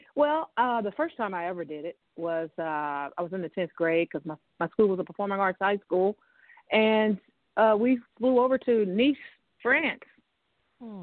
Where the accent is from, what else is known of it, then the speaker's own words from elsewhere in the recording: Memphis, Tennessee, United States; I grew up in Memphis, Tennessee